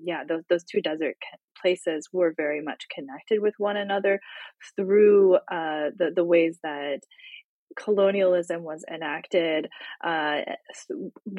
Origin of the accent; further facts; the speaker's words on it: Tucson, Arizona, United States; I grew up in Tucson